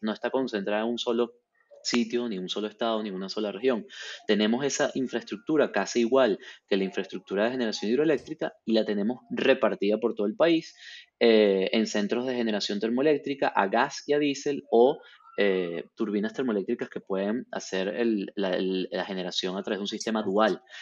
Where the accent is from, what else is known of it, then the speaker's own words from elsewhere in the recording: Venezuela; yo como venezolano y representante de una empresa venezolana de mining